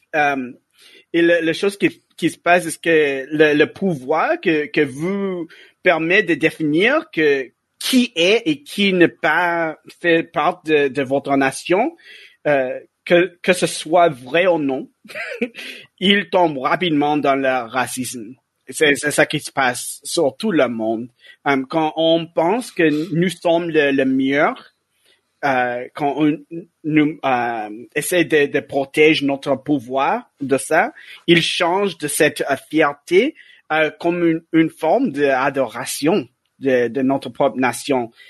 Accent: United States; French is a second language; moved away; je viens des États-Unis

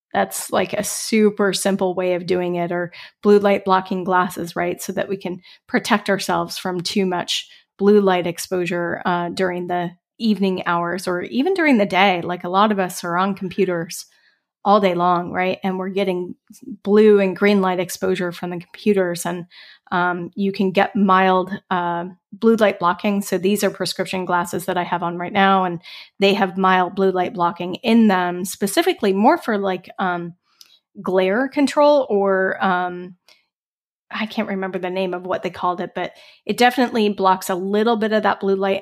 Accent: Colorado, United States; moved away as an adult; also born or lived in Bellingham, Washington / California; I grew up in Colorado

